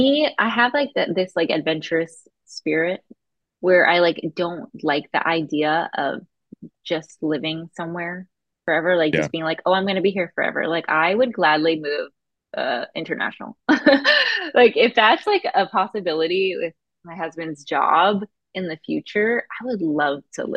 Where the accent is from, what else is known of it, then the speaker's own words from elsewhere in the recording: Florida, United States; also born or lived in Boston; I'm actually from Florida and my parents moved to Texas in college. And I went to college in Boston. So it's like, I feel like I'm from all over the place.